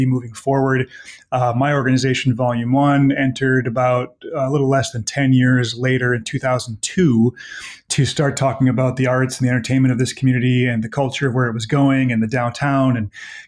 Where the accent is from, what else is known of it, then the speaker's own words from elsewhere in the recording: Elk Mound, Wisconsin, United States; moved away as an adult; now in Eau Claire, United States; I'm from Elk Mound, which is a small town of about 700 people, just 10 miles to the west of here